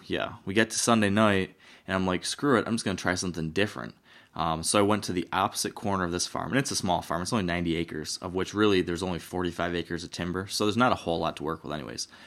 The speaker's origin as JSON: {"language": "English", "region": "Michigan", "country": "United States", "said": "my home state"}